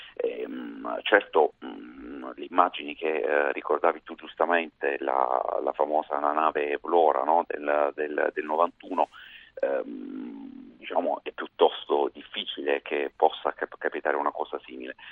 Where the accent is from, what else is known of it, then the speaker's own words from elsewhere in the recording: Apulia, Italy; da pugliese